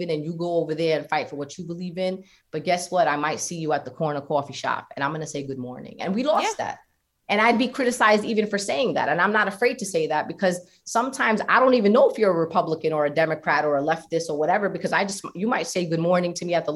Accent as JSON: {"language": "English", "town": "New York City", "region": "New York", "country": "United States", "said": "And I'm from South Brooklyn"}